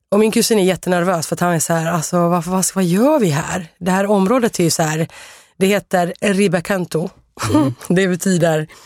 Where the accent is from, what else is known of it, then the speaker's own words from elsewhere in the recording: Sweden; jag är här eh, från Sverige.